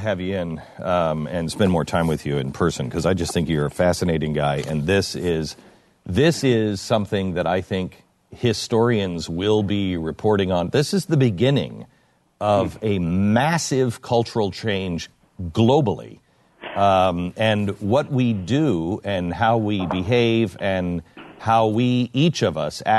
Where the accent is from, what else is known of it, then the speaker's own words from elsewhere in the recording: United Kingdom; I don't know what any of this means because I'm British.